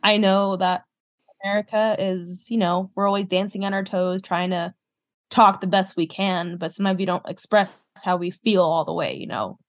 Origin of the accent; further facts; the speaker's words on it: Southwest, United States; moved away as an adult; now in Minnesota, United States; I moved from the Southwest, lived in the Southwest my whole life, and I moved to the Midwest, uh, to Minnesota